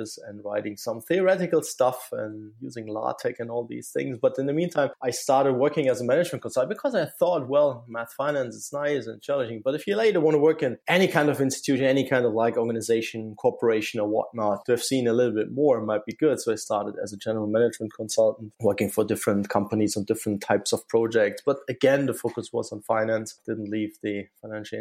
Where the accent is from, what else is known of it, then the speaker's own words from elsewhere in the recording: Saarland, Germany; moved back to my hometown in the Saarland area due to the family